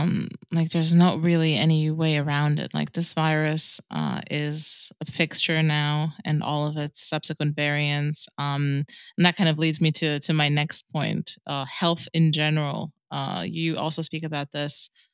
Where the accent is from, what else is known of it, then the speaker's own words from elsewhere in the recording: Romania; moved away; It's probably about 2 years since I moved back to my hometown, little like Hicksville, Romania place